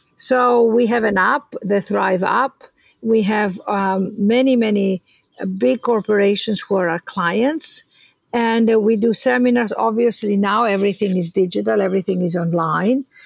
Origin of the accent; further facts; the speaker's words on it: Greece; moved away; I was born in Greece